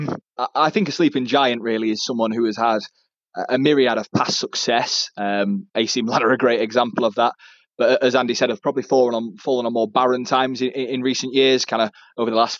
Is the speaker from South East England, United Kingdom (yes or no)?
no; Sheffield, Yorkshire and the Humber, United Kingdom; I'm from Sheffield